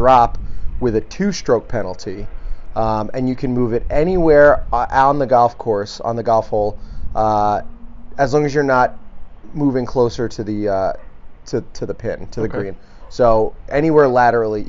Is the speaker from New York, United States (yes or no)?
yes; New York, United States; now in Omaha, United States; As a New Yorker